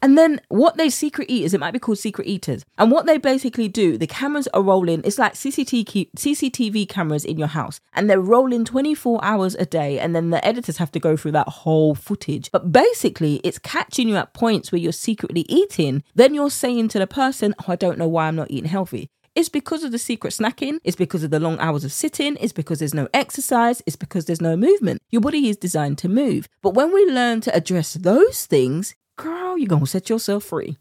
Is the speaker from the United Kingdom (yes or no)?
yes; United Kingdom; accent: British; my British accent